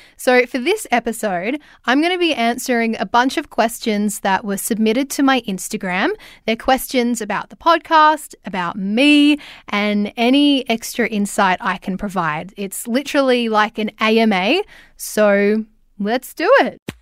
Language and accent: English; Ballarat, Victoria, Australia; now in Melbourne, Australia; I'm from Ballarat and live in Melbourne